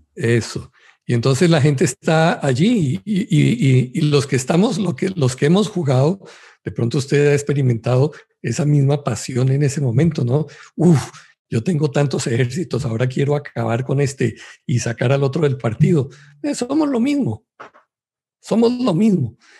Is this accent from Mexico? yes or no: no; Colombia; Yo soy de Colombia